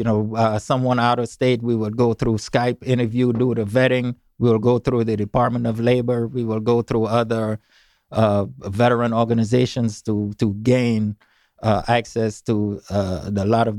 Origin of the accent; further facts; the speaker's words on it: St. Croix, U.S. Virgin Islands; Well, St. Croix.